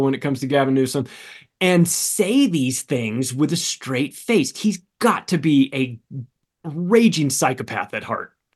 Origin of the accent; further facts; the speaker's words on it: California, United States; moved away; I'm a Californian, I'm not anymore, but I lived there for thirty-five years